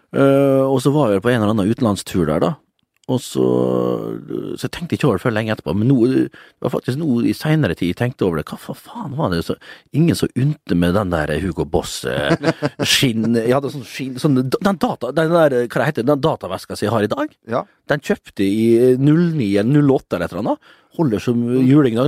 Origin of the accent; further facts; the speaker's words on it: Vestnes, Møre og Romsdal, Norway; moved away; på gutterommet hjemme på Vestnes.